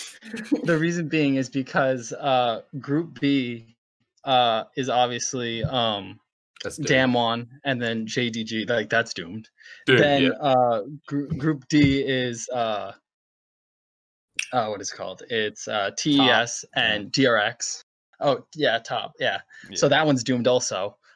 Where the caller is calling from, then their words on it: Rhode Island, United States; I'm calling from Rhode Island.